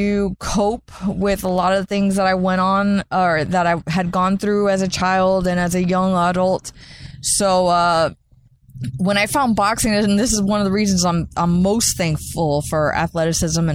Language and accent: English; St. Petersburg, Florida, United States; grew up and were born and raised in St. Petersburg by a single mother